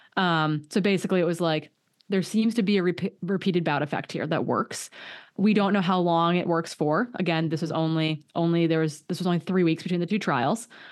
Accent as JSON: {"language": "English", "town": "Hayward", "region": "Wisconsin", "country": "United States", "tie": "born or raised there", "moved": "yes", "said": "my hometown, Hayward, Wisconsin"}